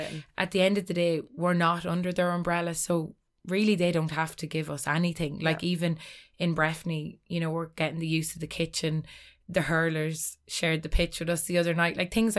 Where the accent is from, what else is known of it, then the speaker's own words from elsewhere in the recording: Ulster, Ireland; Like, we're all from Cavan at the end of the day.